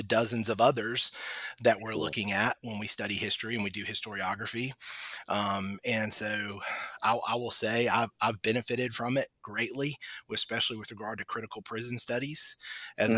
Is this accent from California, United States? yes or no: no; Charleston, South Carolina, United States; moved away as an adult; also born or lived in Sullivan's Island, South Carolina / Mississippi; the city where I grew up in Charleston, South Carolina